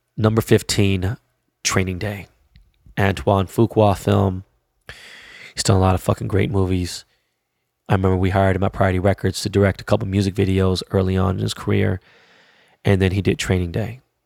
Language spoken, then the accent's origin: English; Los Angeles, California, United States; I'm from Korea Town